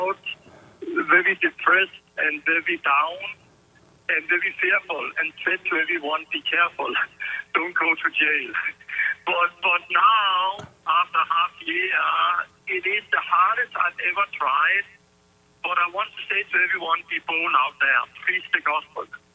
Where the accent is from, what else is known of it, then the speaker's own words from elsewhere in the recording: Denmark; moved away as an adult; now in United States; I've been so proud of being Danish